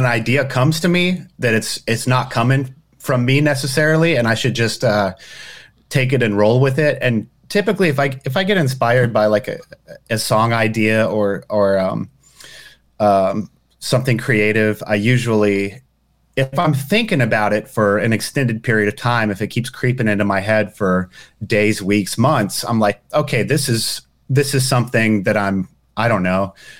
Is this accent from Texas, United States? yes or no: yes; Marble Falls, Texas, United States; moved away; my hometown in Texas